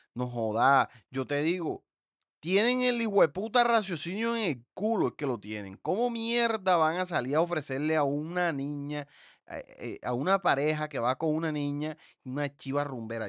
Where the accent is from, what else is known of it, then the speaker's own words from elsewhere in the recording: the Caribbean coast of Colombia, Colombia; nosotros acá en la costa